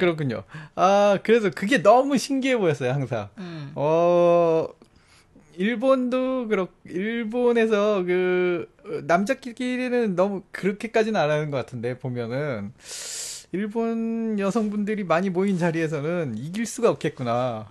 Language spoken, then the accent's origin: Korean; South Korea; moved away; 전 한국 사람이니까